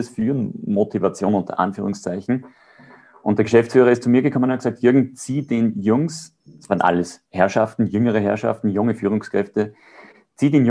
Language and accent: German; Austria; ich würde gern beides sagen, ja, weil als Österreicher ist prädestiniert Berge